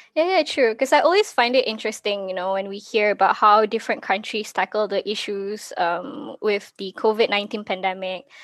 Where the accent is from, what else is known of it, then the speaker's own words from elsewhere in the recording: Malaysia; I'm actually from Malaysia